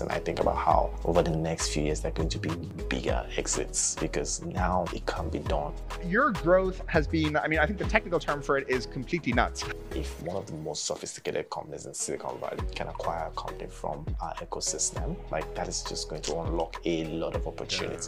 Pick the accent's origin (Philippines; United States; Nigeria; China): Nigeria; Lagos; I grew up in Lagos